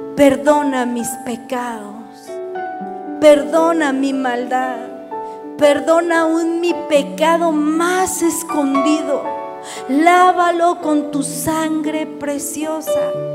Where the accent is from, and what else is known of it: Mexico